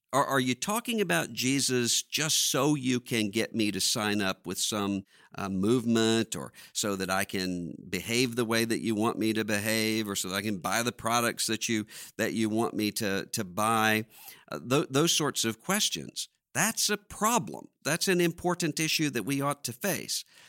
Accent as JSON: {"language": "English", "town": "Biloxi", "region": "Mississippi", "country": "United States", "tie": "born or raised there", "said": "I'm from Biloxi, Mississippi"}